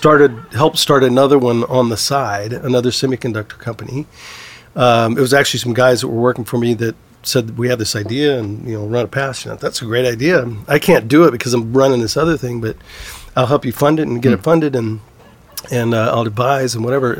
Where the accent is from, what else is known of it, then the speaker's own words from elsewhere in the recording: Southeast Texas, United States; now in California, United States; I grew up in Southeast Texas and, you know, oil country